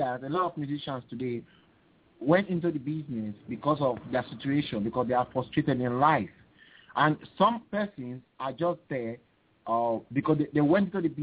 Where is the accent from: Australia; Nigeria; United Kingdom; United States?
Nigeria; Warri, Delta; I'm from Warri, Delta State, Nigeria, Africa. I'm the sixth child of 11 children